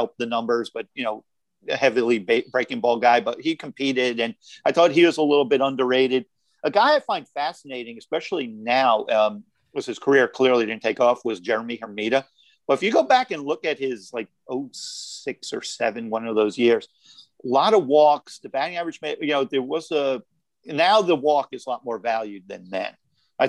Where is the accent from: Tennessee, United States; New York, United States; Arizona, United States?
New York, United States; I grew up in New York